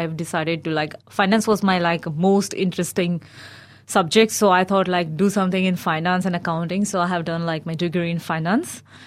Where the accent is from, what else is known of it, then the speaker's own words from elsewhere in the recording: India; moved away as an adult; now in Dunedin, New Zealand; But I grew up in India.